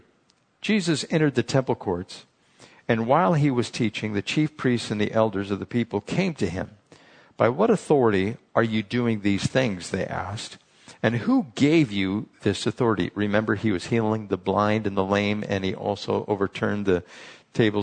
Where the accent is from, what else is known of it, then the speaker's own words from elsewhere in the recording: San Diego, California, United States; I was from San Diego